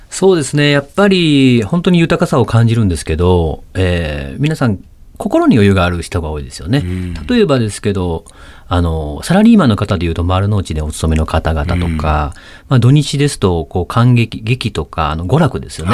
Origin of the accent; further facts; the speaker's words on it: Osaka, Japan; moved away as an adult; now in Tokyo, Japan; 実は僕も大阪なんですよ